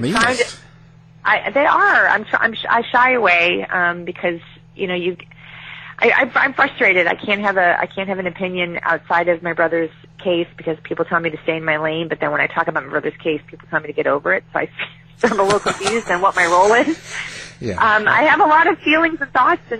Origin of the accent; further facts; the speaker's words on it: Chicago, Illinois, United States; I was raised as in Chicago